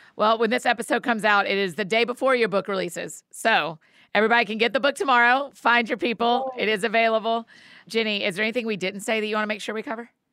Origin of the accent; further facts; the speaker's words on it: Marietta, Georgia, United States; Marietta, my hometown